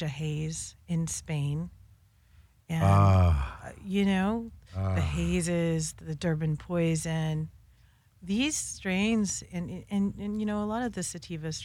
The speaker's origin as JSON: {"language": "English", "region": "California", "country": "United States", "tie": "born or raised there", "also_born_or_lived": "Quebec", "said": "I'm a native Californian"}